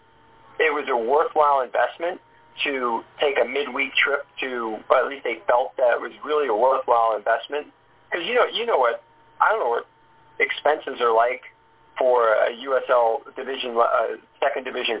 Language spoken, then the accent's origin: English; New York area, United States; I grew up in the New York area